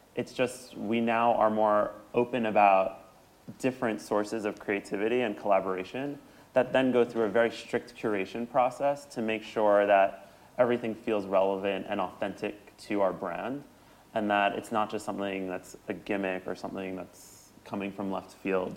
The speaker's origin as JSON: {"language": "English", "region": "New York", "country": "United States", "tie": "born or raised there", "said": "I grew up in New York"}